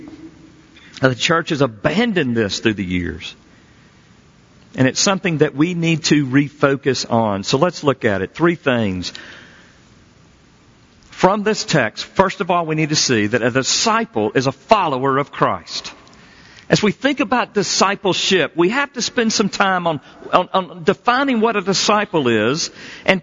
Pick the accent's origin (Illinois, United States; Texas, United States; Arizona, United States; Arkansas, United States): Arkansas, United States; accent: Southern; moved away; also born or lived in Memphis, Tennessee / Fort Collins, Colorado; I grew up in Arkansas. My dad still lives in Arkansas